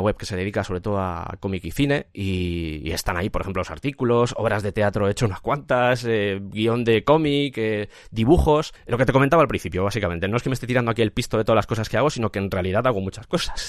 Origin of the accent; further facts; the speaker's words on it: Madrid, Community of Madrid, Spain; also born or lived in Cuenca; vengo de Cuenca, toda mi familia viene de allí, estoy criado en Madrid, pero, toda mi familia es de Cuenca